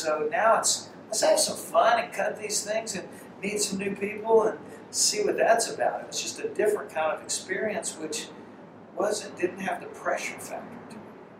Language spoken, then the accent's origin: English; Shreveport, Louisiana, United States; And my hometown of Shreveport, Louisiana, they had the Louisiana Hayride.